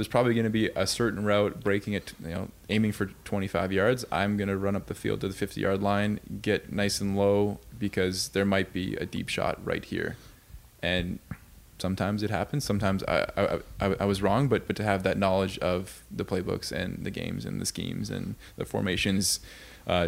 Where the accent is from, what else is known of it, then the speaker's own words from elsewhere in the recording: Victoria, British Columbia, Canada; I was always leaving Victoria to go play sports somewhere